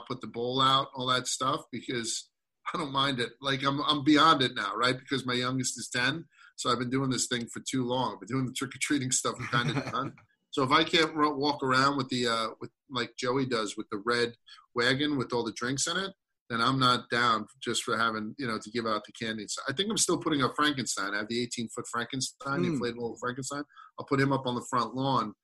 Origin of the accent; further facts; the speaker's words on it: New York City, New York, United States; growing up in Brooklyn